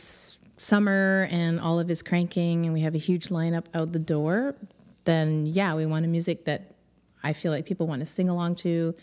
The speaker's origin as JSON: {"language": "English", "town": "Kingston", "region": "Ontario", "country": "Canada", "tie": "born or raised there", "moved": "as an adult", "lives_now": "Montreal, Canada", "said": "I grew up in Ontario. I'm from Kingston, Ontario, a little small town."}